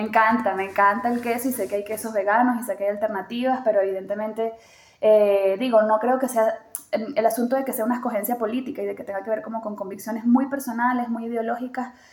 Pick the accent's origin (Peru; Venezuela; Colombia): Venezuela; moved away as an adult; also born or lived in Chile / Caracas, Venezuela; now in Mexico; una venezolana que viene de un país en donde esas cosas no se hablan